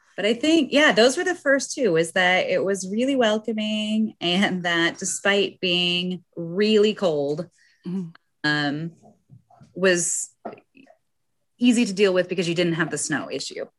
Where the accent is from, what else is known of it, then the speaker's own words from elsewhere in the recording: Salt Lake City, Utah, United States; moved away as an adult; also born or lived in South Korea / St. Petersburg, Russia; I grew up in Salt Lake City, Utah, where we also get snow and have mountains